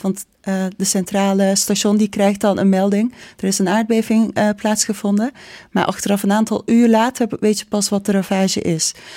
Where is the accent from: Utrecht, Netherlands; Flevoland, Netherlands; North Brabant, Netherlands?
North Brabant, Netherlands; ik ben hier geboren. Ik ben geboren in Brabant.